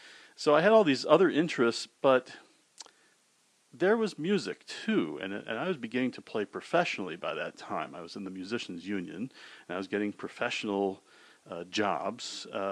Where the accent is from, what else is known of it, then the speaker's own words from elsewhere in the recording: Edmonton, Alberta, Canada; also born or lived in New York; I was born in New York Hospital, and shortly after that, my father got a position up in University of Alberta in Edmonton.